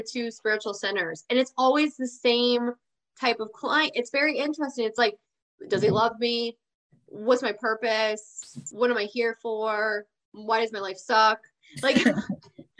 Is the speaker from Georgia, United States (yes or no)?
yes; Georgia, United States; accent: Georgia; I'm from Georgia. You want me to whip into my Georgia accent